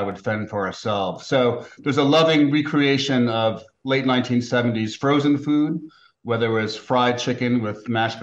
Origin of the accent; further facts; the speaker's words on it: New York City, New York, United States; my hometown